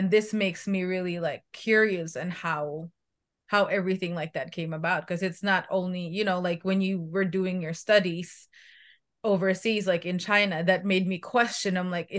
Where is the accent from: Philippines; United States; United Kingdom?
Philippines; moved away; I grew up in the Philippines.